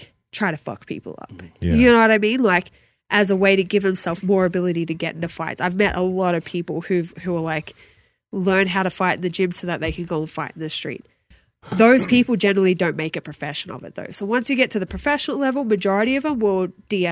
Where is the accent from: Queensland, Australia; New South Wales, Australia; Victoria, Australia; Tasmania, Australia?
New South Wales, Australia; Sydney; moved away; in UFC Sydney in front of my hometown.